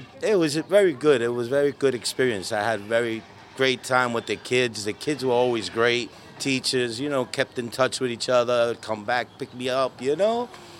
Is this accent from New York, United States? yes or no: yes; New York City, New York, United States; I'm from Sunset Park.